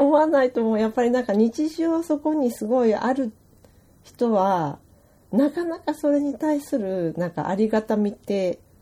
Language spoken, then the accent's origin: Japanese; Kodaira, Tokyo, Japan; moved away as an adult; 私小平市で生まれあの育ってる